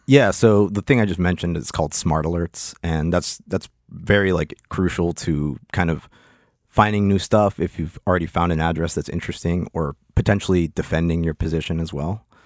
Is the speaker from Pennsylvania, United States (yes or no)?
yes; Pittsburgh, Pennsylvania, United States; moved away as an adult; also born or lived in Lima, Peru / Hollandale, Florida; now in Miami, United States; I moved to Pittsburgh when I was one